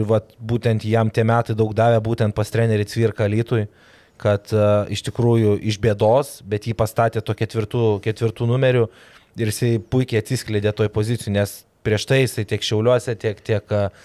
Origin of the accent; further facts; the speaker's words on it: Kaunas, Kaunas County, Lithuania; aš tiek jis esam iš Kauno